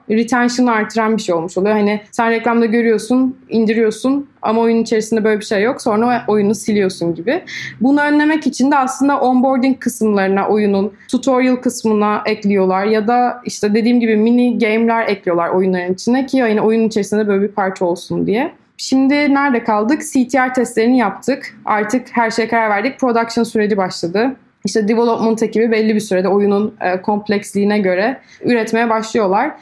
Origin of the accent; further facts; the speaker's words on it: İzmir, Turkey; moved away as an adult; also born or lived in Istanbul; Aslen İzmirliyim.